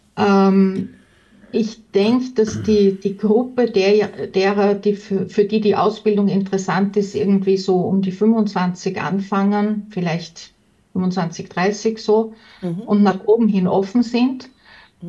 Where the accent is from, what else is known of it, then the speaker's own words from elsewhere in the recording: Tyrol, Austria; bei uns in Tirol sowieso